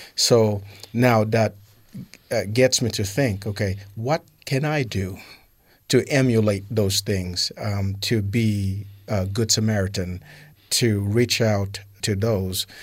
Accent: New York City, New York, United States; also born or lived in Haiti; now in Utah, United States; I grew up in Brooklyn, New York, uh, from Haiti

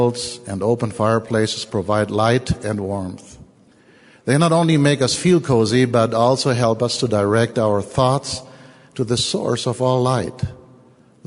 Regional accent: Germany; accent: German; English is a second language; moved away; I am German. Not only because of my funny accent

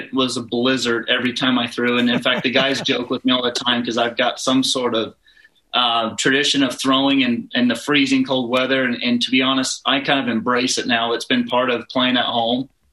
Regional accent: Pleasant Grove, Utah, United States; my hometown, Pleasant Grove

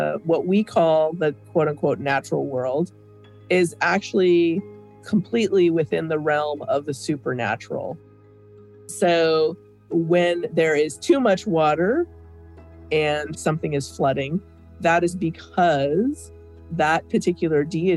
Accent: Blackfeet Reservation, Montana, United States; now in Illinois, United States; I grew up primarily on the Blackfeet Reservation.

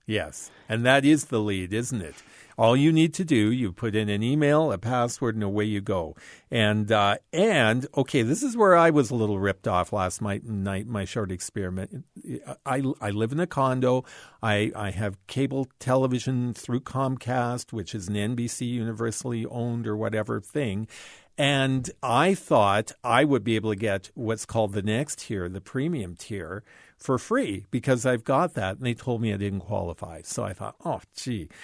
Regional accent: Canada; as a Canadian

